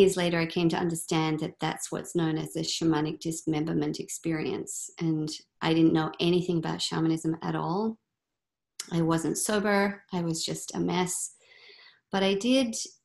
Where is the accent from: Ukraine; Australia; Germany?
Australia; moved away as an adult; now in Vancouver, Canada; I grew up in Australia